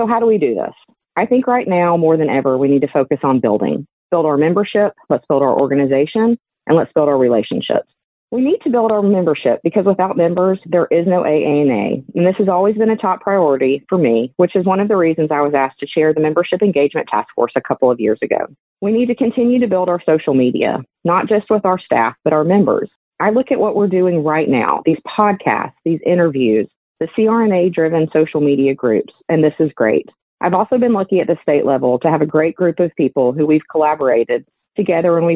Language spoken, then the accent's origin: English; Helena, Alabama, United States; I'm from Helena, Alabama